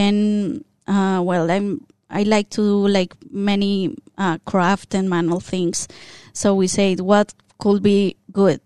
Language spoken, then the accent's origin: English; Colombia; first language Spanish; English is a second language; moved away as an adult; now in Australia; we're from Colombia, so we speak Spanish. And then as we are here in Australia and we learn more of the language